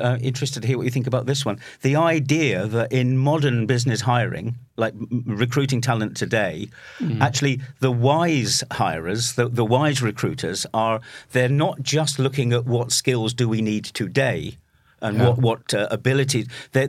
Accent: United Kingdom; Just as a footnote on that, as … the Brit, as a British guy, and you know that I spend a lot of time there still, but I love my Norwegian time.

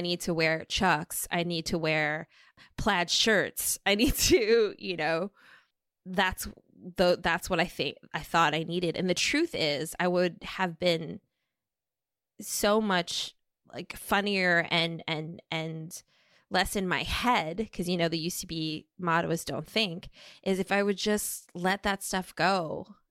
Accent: Minnesota, United States; moved away as an adult; also born or lived in California; I grew up in Minnesota with refugee parents from Laos

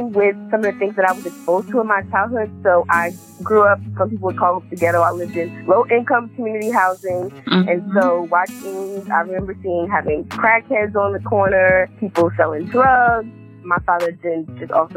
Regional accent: New Jersey, United States; moved away as an adult; I am originally from New Jersey

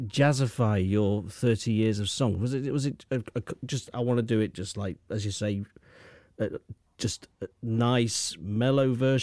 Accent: United Kingdom; Yeah, the problem is, I'm a Brit

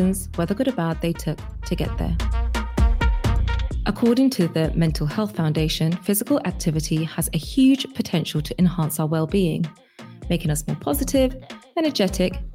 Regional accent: London, United Kingdom; I'm born and bred in East London

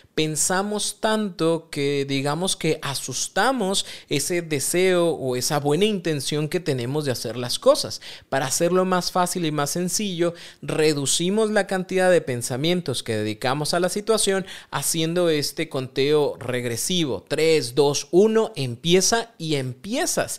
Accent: Mexico; Como buen mexicano

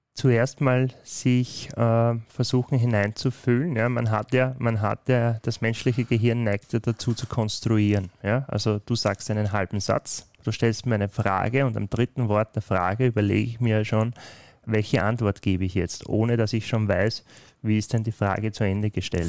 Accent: Austria; In den Breiten, wo ich aufgewachsen bin, steht WOS für äh, wie bitte.

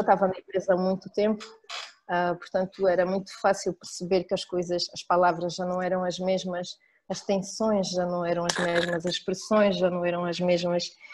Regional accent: Angola; moved away; also born or lived in France / Switzerland; Nasci e cresci em, eh, em Angola, uh, de uma mãe suíça, de um pai angolano

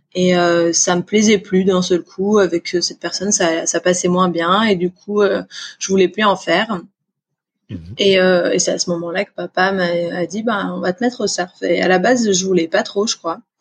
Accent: Réunion; also born or lived in Auvergne; mes premiers souvenirs c'était à la Réunion clairement parce que à la base on vient d'Auvergne. Ils ont déménagé à la Réunion, j'avais 20 mois

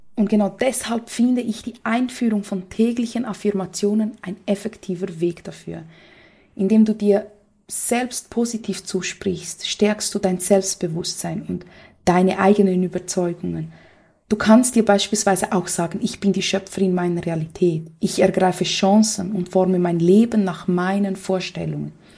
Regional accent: Brazil; moved away; für mich als Brasilianerin

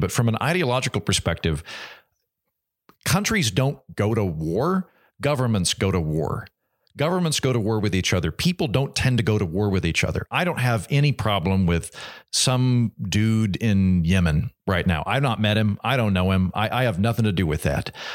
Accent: United States; as an American

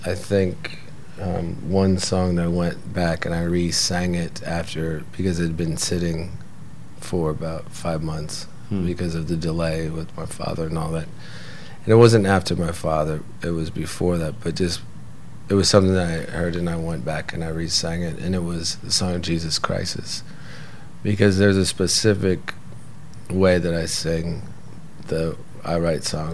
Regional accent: United States; being American, and the way I pronounce words

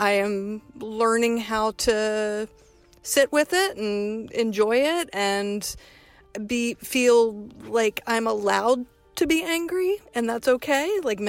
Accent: the South, United States; I grew up in the South. You're not supposed to do that.

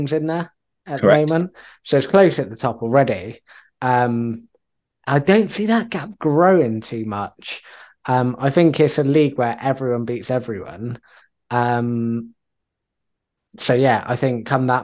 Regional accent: Yeovil, South West England, United Kingdom; growing up in Yeovil in that era

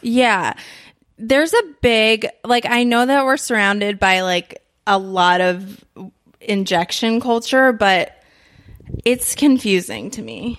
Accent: New York, United States; moved away; I'm from New York

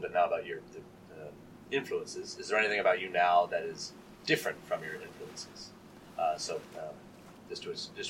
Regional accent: Waterville, Maine, United States; I grew up in Waterville, Maine, in a wealthy family

